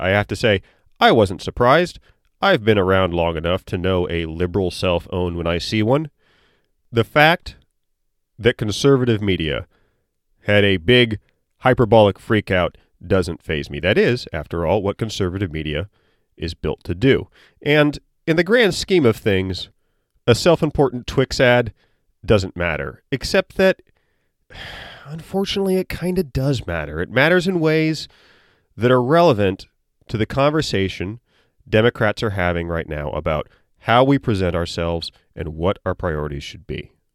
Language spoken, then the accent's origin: English; United States; I'm an American born in the eighties